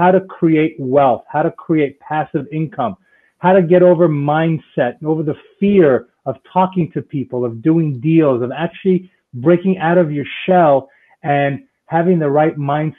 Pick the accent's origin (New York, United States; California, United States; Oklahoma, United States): New York, United States; New York City; now in South Florida, United States; I'm originally from New York City and I left New York to come down to South Florida because of the snow, because it gets too cold up there.